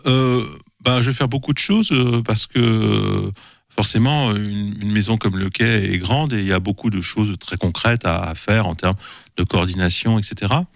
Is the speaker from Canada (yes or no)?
no; Paris, Île-de-France, France; also born or lived in Saint-Sylvain-d'Anjou; je suis parisien pur jus